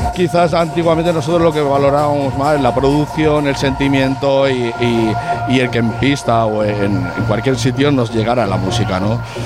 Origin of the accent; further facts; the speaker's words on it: Sabadell, Catalonia, Spain; soy de Sabadell de toda la vida